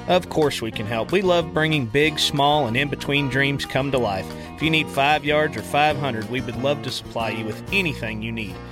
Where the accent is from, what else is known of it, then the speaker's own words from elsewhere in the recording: Dumas, Texas, United States; also born or lived in Lubbock, Texas; now in Dalhart, United States; I'm from Dumas actually, so uh, you know, born and raised not too far from here